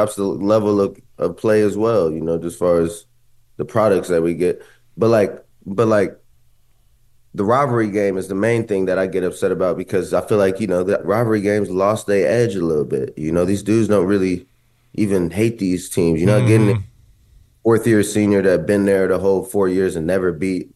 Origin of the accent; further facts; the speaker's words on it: Columbus, Ohio, United States; I grew up in Columbus